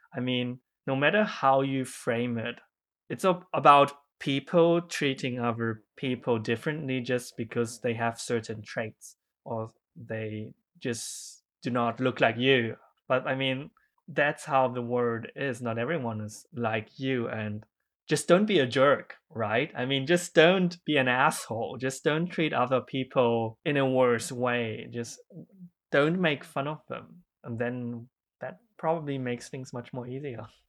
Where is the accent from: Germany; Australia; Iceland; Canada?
Germany; English is a second language; I grew up in Germany